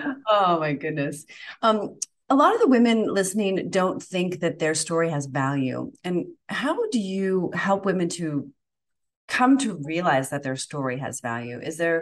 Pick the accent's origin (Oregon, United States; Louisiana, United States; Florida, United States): Florida, United States; Like, do they like me even if I'm from Florida?